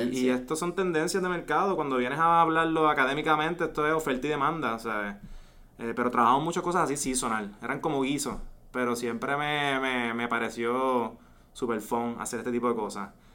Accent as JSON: {"language": "Spanish", "town": "Ponce", "country": "Puerto Rico", "tie": "born or raised there", "also_born_or_lived": "Valencia, Spain", "said": "nacido y criado en Ponce, estudié toda mi vida, eh, high school, college en Ponce"}